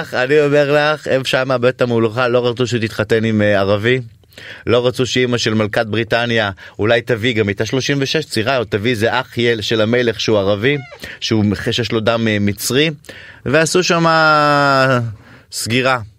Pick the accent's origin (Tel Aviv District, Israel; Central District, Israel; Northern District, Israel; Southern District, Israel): Central District, Israel; Ramla; אני גדלתי בבית של השייח של רמלה